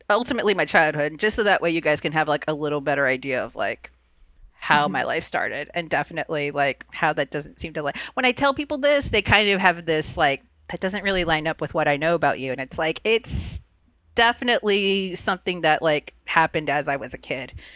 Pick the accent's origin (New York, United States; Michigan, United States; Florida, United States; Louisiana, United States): Florida, United States; Immokalee; first language Spanish; English is a second language; I'm originally from a tiny little town in South Florida called Immokalee.